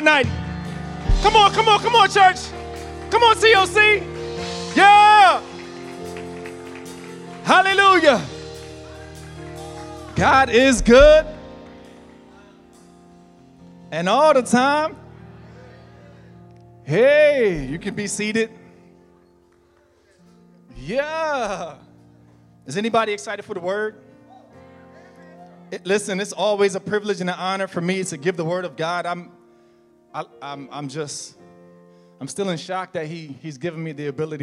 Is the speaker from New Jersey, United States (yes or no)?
yes; New Jersey, United States; now in Florida, United States; I'm from New Jersey and we have lakes, we have ponds